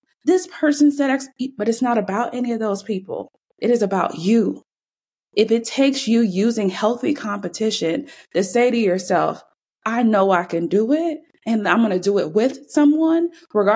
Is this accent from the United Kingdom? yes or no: no; Jamaica; now in United States; I'm not even from here. That's a whole nother story. Yes, I was born in Jamaica